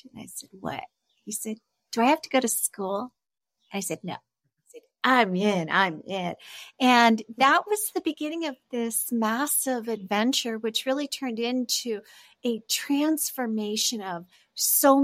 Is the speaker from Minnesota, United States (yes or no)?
no; Los Angeles, California, United States; moved away as an adult; now in Mexico; I'm originally from California